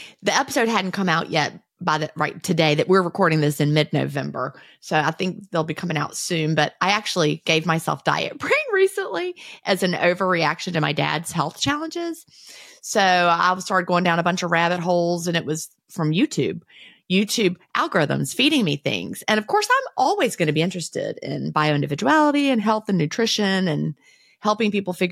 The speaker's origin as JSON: {"language": "English", "region": "the South", "country": "United States", "tie": "born or raised there", "said": "I'm like the one Southerner born and raised in the South"}